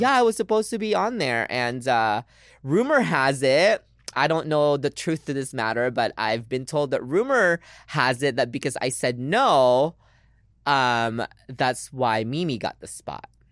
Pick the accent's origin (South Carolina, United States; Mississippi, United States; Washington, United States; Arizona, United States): Washington, United States; Lynnwood; English is a second language; moved away as an adult; also born or lived in Philippines / New York City; I'm from Seattle. I grew up in, um, a little city called Linwood